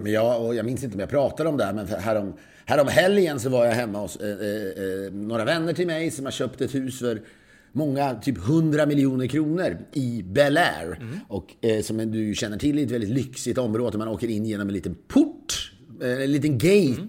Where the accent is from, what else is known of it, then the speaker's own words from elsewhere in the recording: Sweden; now in United States; som svensk kreatör